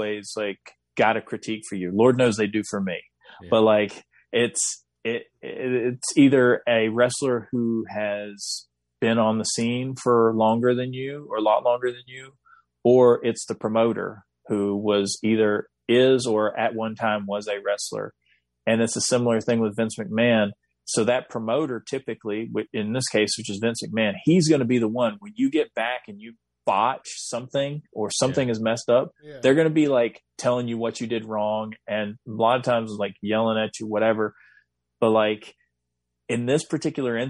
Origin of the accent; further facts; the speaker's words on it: the South, United States; growing up in the South